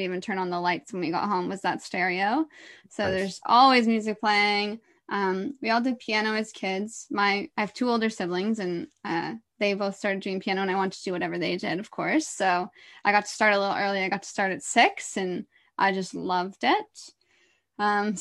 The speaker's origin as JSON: {"language": "English", "town": "Orillia", "region": "Ontario", "country": "Canada", "tie": "born or raised there", "also_born_or_lived": "Toronto / Whistler / Vancouver", "moved": "as an adult", "said": "I was born in Toronto, but before I was even one, I grew up in Orillia."}